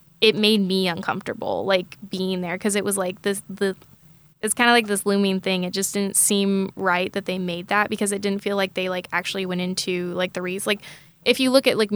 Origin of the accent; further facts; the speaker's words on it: Tulsa, Oklahoma, United States; I am from Tulsa, Oklahoma. I still live in Tulsa, Oklahoma